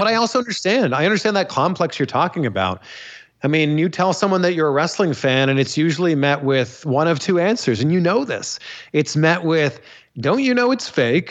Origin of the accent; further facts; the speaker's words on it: Canada; I'm Canadian